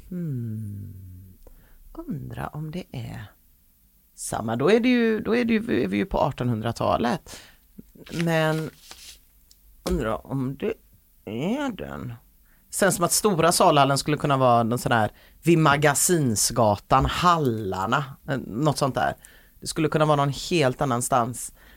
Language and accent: Swedish; Gothenburg, Västra Götaland, Sweden; jag är göteborgare